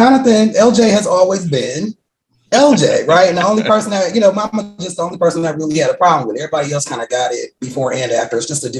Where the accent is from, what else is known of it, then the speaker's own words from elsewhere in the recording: Wisconsin, United States; I'm from Wisconsin. It's a lot of Germans in Wisconsin.